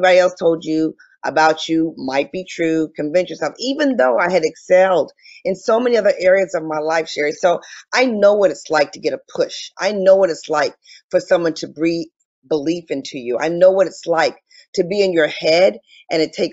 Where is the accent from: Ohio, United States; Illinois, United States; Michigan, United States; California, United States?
Michigan, United States; Detroit; I'm originally from Detroit, Michigan, and I grew up in a phenomenal household.